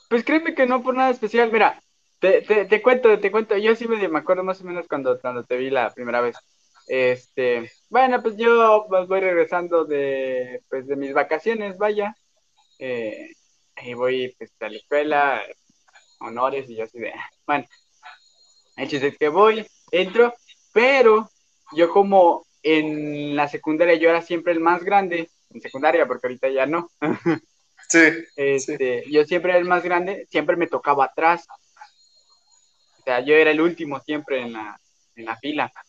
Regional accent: Cancún, Quintana Roo, Mexico; moved away; no, que vengo de Cancún, pero me vine a vivir aquí un rato

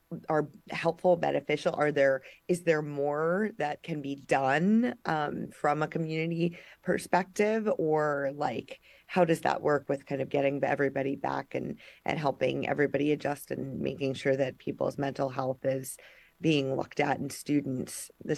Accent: Long Island, New York, United States; moved away; growing up on Long Island

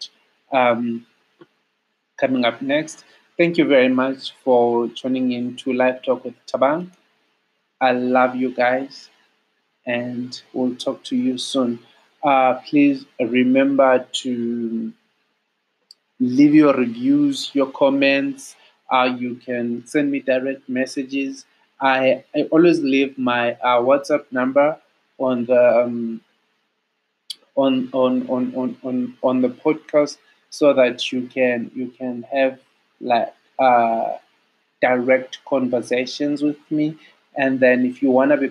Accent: South Africa; As a South African, I'll call it the Thebes

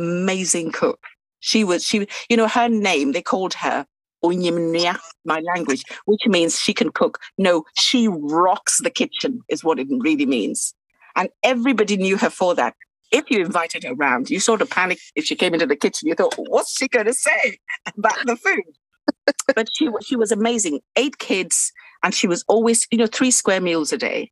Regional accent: Takoradi, Western Region, Ghana; now in England; I grew up in Ghana in a place called Takoradi, right along the beautiful Atlantic coast

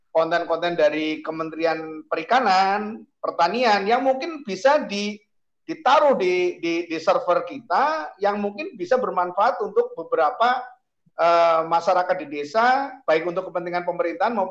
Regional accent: Central Java, Indonesia; kalau saya membayangkan desa saya di Jawa Tengah sana

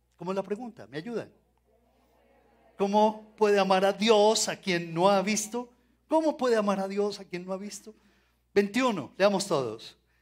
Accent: Colombia; como colombianos

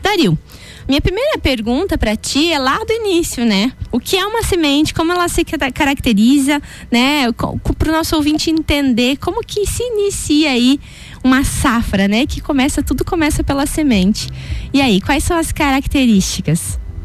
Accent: Canoinhas region, Santa Catarina, Brazil; Eu sou da região de Canoinhas, que é norte do estado

